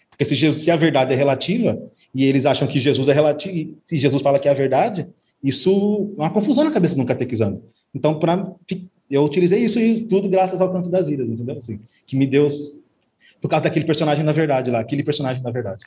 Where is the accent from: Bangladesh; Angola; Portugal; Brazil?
Brazil; Assis, São Paulo; nasci em São Paulo, Zona Norte. Minha família é toda de lá, minha pequena família é toda de lá e vim para o interior é muito novo, por causa de separação dos pais